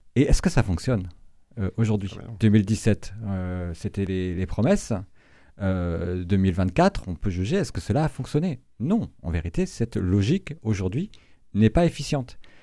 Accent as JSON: {"language": "French", "region": "Brittany", "country": "France", "tie": "born or raised there", "moved": "yes", "said": "je suis originaire de Bretagne"}